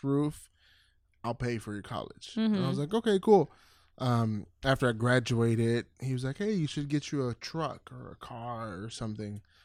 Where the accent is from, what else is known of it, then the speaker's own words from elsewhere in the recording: Dallas, Texas, United States; I grew up in Pleasant Grove